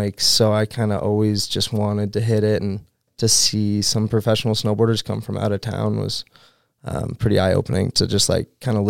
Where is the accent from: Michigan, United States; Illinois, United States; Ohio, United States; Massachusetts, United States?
Massachusetts, United States; Newburyport; Great place to grow up. It's absolutely beautiful. And for me, it was ideal because there was a skate park in my hometown.